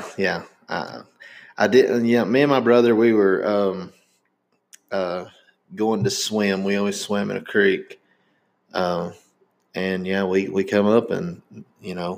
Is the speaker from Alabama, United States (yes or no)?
no; Indiana, United States; born in Indiana